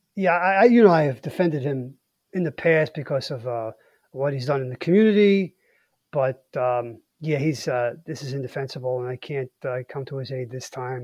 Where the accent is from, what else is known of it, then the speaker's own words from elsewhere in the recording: New York City, New York, United States; I grew up in Brooklyn